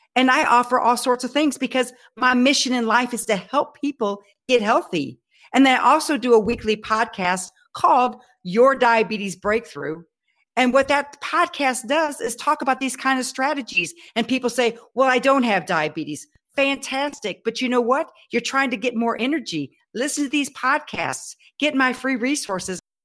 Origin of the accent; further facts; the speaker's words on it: Texas, United States; I'm a Texan